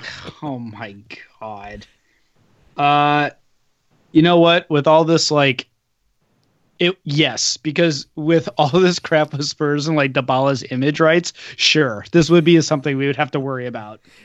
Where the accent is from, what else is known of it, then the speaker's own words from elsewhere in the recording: United States; as an American